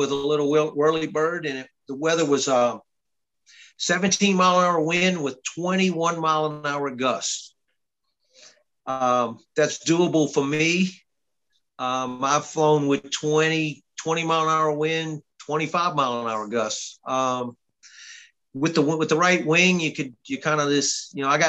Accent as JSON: {"language": "English", "region": "Louisiana", "country": "United States", "moved": "as an adult", "lives_now": "Georgia, United States", "said": "I'm from Louisiana"}